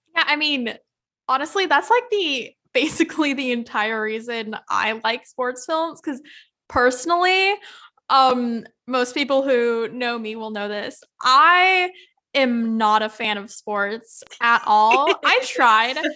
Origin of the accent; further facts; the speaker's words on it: Yakima, Washington, United States; my hometown, Yakima